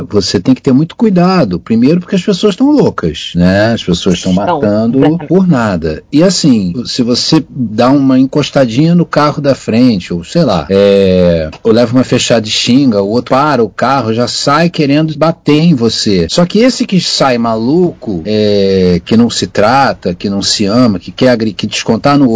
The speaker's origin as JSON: {"language": "Portuguese", "region": "Rio de Janeiro", "country": "Brazil", "tie": "born or raised there", "said": "eu fui criado em Botafogo."}